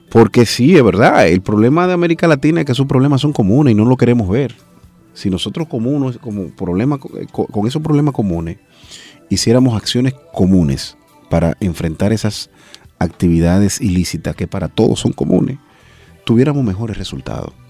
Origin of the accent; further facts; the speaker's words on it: Dominican Republic; Yo lo digo con orgullo. Soy dominicano.